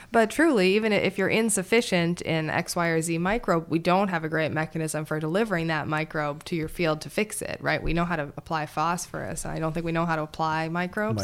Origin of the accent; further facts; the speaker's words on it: Montana, United States; moved away as an adult; also born or lived in Madison, Wisconsin; I grew up back in Montana